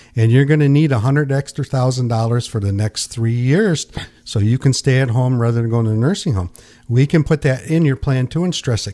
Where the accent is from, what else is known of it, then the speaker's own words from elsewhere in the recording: United States; born and raised in Pinkani